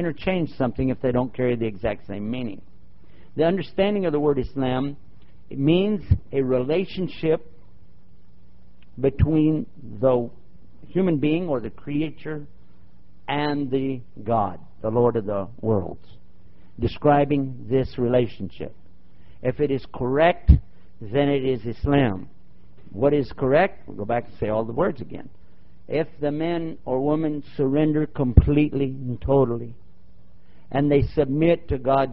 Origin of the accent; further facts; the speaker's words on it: Texas, United States; I'm from Texas